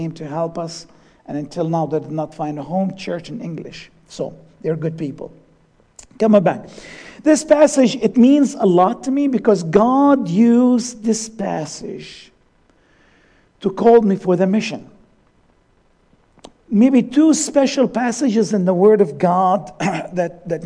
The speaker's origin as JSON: {"language": "English", "country": "Syria", "also_born_or_lived": "Allentown, Pennsylvania, United States", "moved": "yes", "said": "my home country, Syria."}